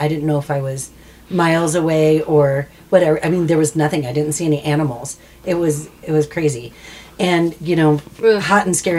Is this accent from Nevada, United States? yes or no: yes; Las Vegas, Nevada, United States; Than I'm from Vegas.